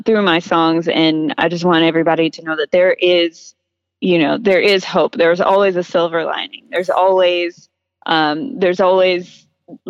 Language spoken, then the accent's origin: English; Austin, Texas, United States; growing up in Austin